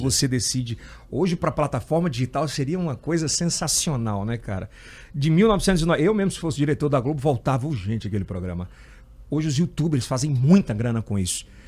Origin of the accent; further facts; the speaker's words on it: Ceará, Brazil; também não sou piauiense, sou cearense